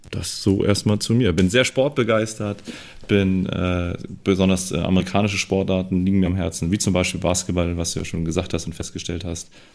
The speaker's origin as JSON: {"language": "German", "area": "around Hamburg", "region": "Lower Saxony", "country": "Germany", "tie": "born or raised there", "said": "bin hier auch so in dem Kreis aufgewachsen, in verschiedenen äh, Städten rund um Hamburg herum"}